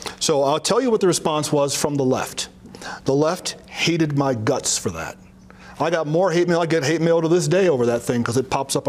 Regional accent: Chicago, Illinois, United States; also born or lived in San Francisco, California; now in Colorado, United States; Chicago, Illinois, my birthplace. I was born in Morgan Park, Illinois.

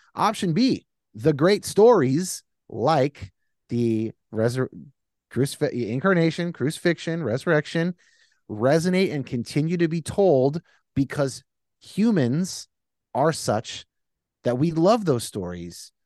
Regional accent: California, United States; I'm a Californian

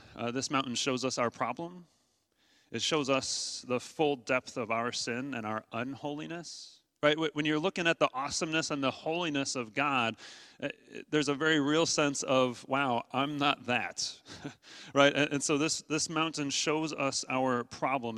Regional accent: Midwest, United States; I'm from the Midwest

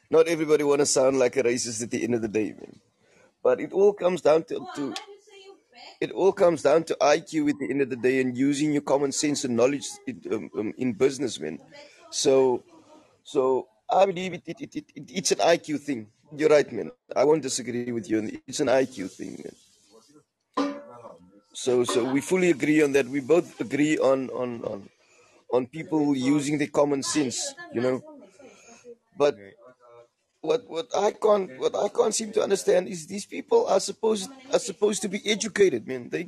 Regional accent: South Africa; I'm fully South African man.

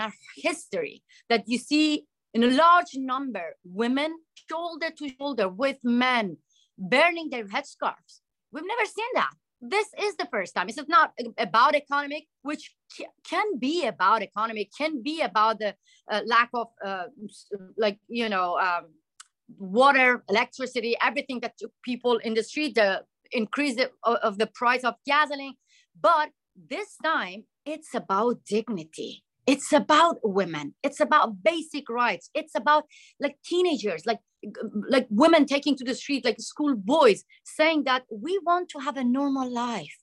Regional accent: Iran; moved away as an adult; now in United States; I'm a woman from the Middle East. I grew up during the revolution.

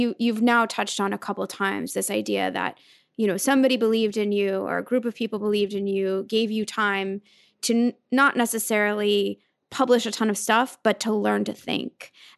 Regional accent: Oregon, United States; I'm from Oregon.

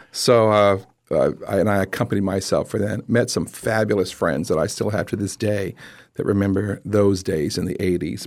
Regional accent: Lehigh Acres, Florida, United States; growing up in Lehigh Acres

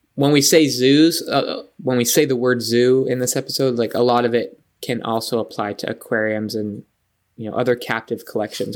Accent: San Diego, California, United States; moved away as an adult; I grew up in San Diego

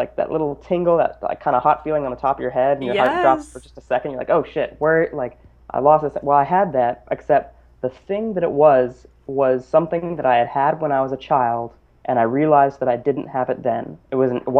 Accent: Boulder, Colorado, United States; I grew up in Boulder, Colorado, which has over 300 days of sunshine a year

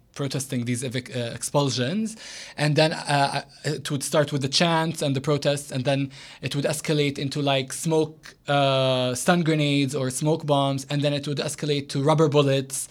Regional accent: Jerusalem, Palestine; also born or lived in United States; I lived almost all my life in Jerusalem, except for when I went to college in America. But um, yeah, I grew up in Jerusalem

